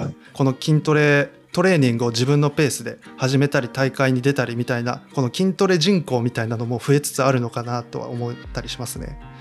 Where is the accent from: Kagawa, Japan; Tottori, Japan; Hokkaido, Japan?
Tottori, Japan; also born or lived in Kochi / Osaka; 出身というか地元が鳥取なんで